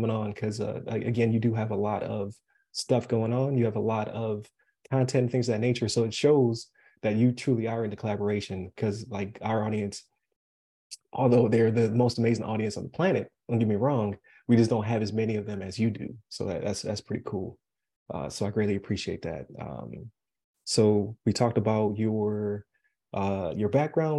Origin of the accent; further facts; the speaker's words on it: Buffalo, New York, United States; now in Florida, United States; I'm from Buffalo.